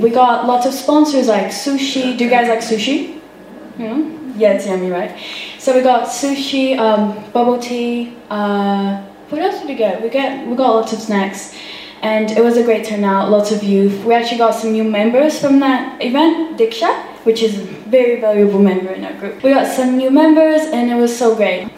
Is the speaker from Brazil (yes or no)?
yes; Brazil; now in New Zealand; I am from Brazil